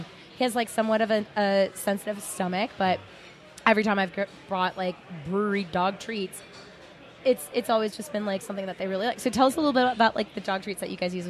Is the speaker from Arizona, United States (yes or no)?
yes; Mesa, Arizona, United States; also born or lived in Scottsdale; now in Phoenix, United States; I was raised in Mesa. I lived in Scottsdale for a year, and I'm like, absolutely not. And then I moved to Phoenix, and I'm like, I'm home.